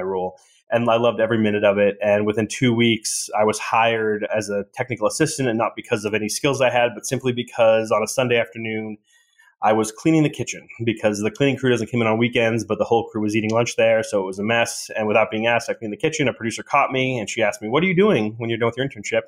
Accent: Boston, Massachusetts, United States; moved away; my hometown in Boston

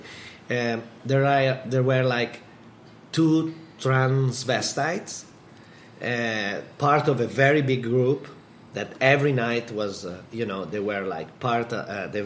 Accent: Modena, Emilia-Romagna, Italy; Modena and Bologna, like two others, places that we have in Italy, in my hometown

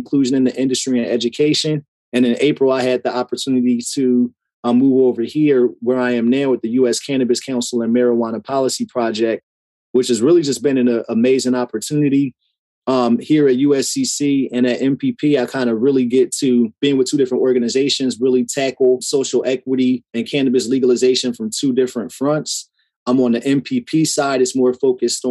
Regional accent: Trenton, New Jersey, United States; moved away as an adult; also born or lived in Washington, DC area; now in Upper Marlboro, United States; I currently live in Upper Marlboro in Prince George's County, Maryland. But I was born and raised in Trenton, New Jersey

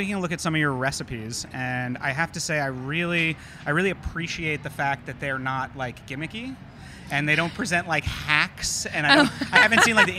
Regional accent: the North, United States; growing up in the North and having parents who were activists.

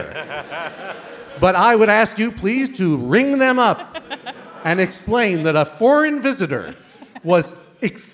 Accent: Boston, Massachusetts, United States; I grew up in Boston, Massachusetts

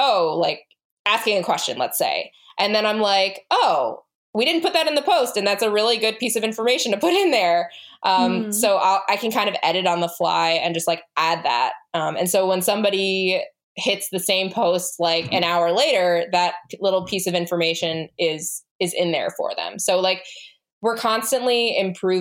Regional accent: United States; we are an American family

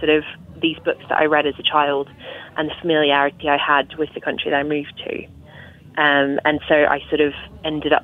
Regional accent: Australia; moved away as an adult; now in England; I grew up in Australia.

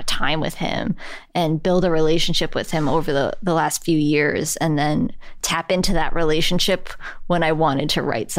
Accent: New York City, New York, United States; as a New Yorker

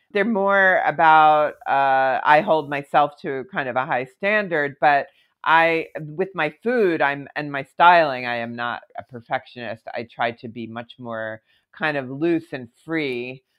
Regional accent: Philadelphia, Pennsylvania, United States; moved away as an adult; also born or lived in Aspen, Colorado / New York City; I actually moved not from Philadelphia where I grew up, but from Aspen, Colorado, where I lived for a couple of years to New York

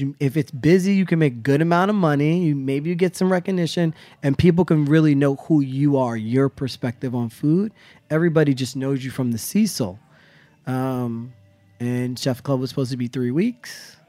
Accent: the Poconos, Pennsylvania, United States; moved away; I grew up in the Poconos.

